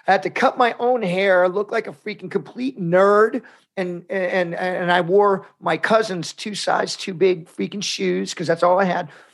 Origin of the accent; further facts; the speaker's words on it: United States; I'm Mexican American, we're Catholics